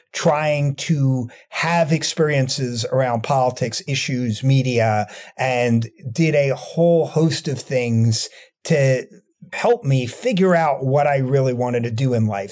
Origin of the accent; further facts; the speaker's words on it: Rockland County, New York, United States; moved away as an adult; now in Washington, D.C., United States; I grew up in Rockland County, New York